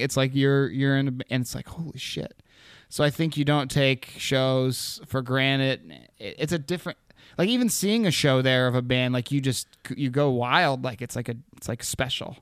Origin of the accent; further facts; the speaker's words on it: Anchorage, Alaska, United States; also born or lived in Seattle, Washington; I was born in Anchorage.